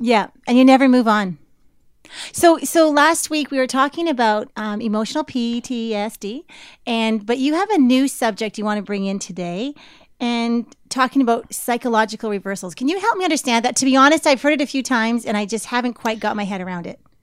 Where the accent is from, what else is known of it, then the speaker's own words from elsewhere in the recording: Canada; growing up in Canada